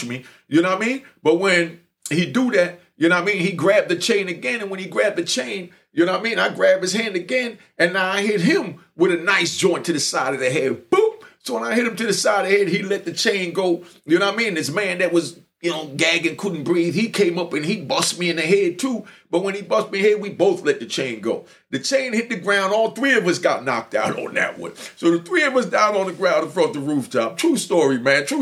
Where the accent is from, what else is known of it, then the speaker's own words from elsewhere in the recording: New York City, New York, United States; I was raised over there in Brownsville on Schenectady between Sterling and Park